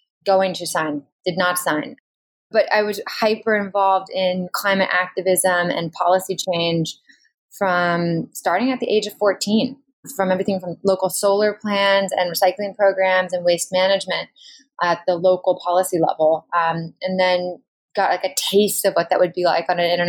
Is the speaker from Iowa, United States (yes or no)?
no; Bay Area, Silicon Valley, California, United States; moved away as an adult; also born or lived in the South (college) / the Northeast; I'm from California. I grew up in the Bay Area in Silicon Valley through the 90s